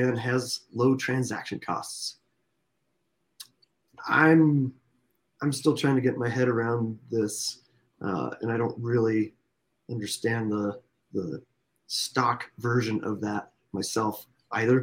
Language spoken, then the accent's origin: English; Alaska, United States; I'm from Alaska